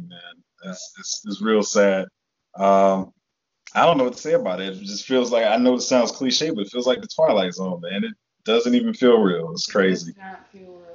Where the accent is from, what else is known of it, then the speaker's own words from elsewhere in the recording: the South, United States; she raised us in the South